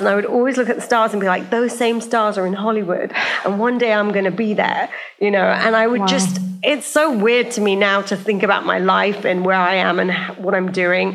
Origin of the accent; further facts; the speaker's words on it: United Kingdom; moved away as an adult; also born or lived in Silicon Valley; I grew up in a small town outside of London, about 40 miles north of London, and there were just no South Asians